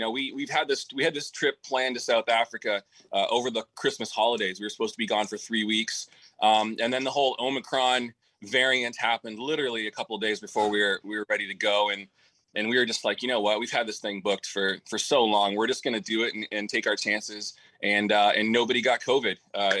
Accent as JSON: {"language": "English", "town": "Peterborough", "region": "Ontario", "country": "Canada", "tie": "born or raised there", "moved": "yes", "said": "my hometown, Peterborough, Ontario."}